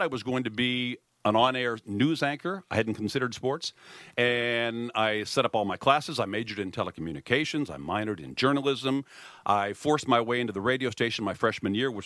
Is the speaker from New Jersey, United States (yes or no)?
no; outside of Pittsburgh, Pennsylvania, United States; also born or lived in Kent State; I grew up outside of Pittsburgh